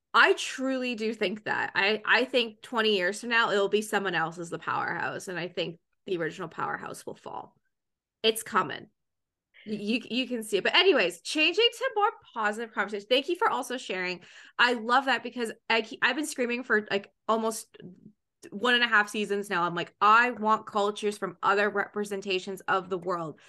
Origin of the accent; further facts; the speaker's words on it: Canada; I'm from Canada